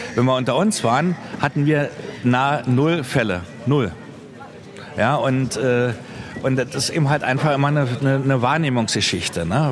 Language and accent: German; Berlin, Germany; now in Venice, Italy; meiner Heimatstadt Berlin